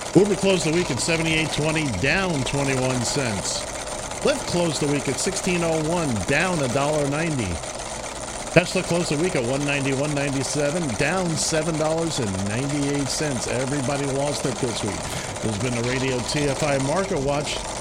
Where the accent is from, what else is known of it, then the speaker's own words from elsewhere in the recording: New York City, New York, United States; I grew up in Manhattan